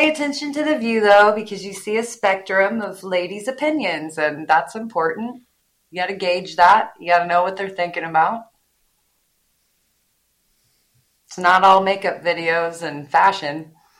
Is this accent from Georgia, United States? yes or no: no; Illinois, United States; I'm from Illinois